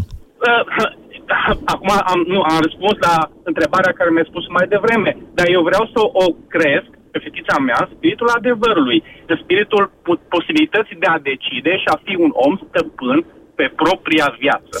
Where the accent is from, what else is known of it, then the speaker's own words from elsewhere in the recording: Oradea, Bihor County, Romania; eu sunt din Oradea